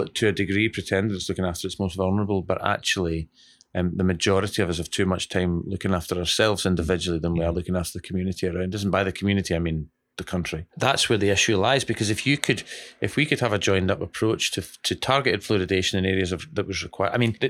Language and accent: English; West Bridgford, East Midlands, United Kingdom; I know I come from West Bridgeford and we have minimal tooth decay